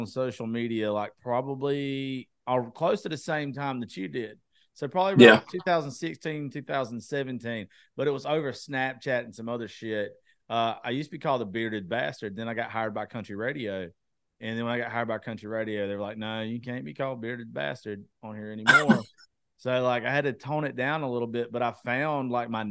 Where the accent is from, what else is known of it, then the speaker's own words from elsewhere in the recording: Eastman, Georgia, United States; I grew up in Eastman